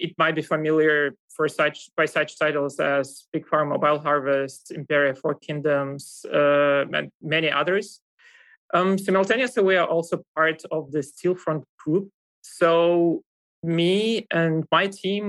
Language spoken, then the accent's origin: English; Russia; moved away as an adult; now in Germany; I come from Russia. You kind of might hear that from my accent as well